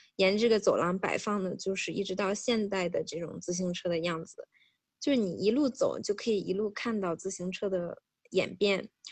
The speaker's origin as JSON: {"language": "Chinese", "region": "Hebei", "country": "China", "tie": "born or raised there", "moved": "yes", "said": "作为一个土生土长的河北人"}